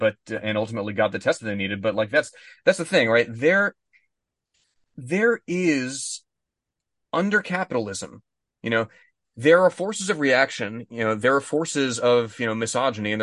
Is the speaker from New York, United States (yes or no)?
no; Texas, United States; I was born in Texas